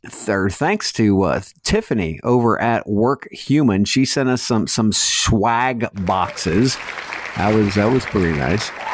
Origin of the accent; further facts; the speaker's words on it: Mansfield, Ohio, United States; growing up in Mansfield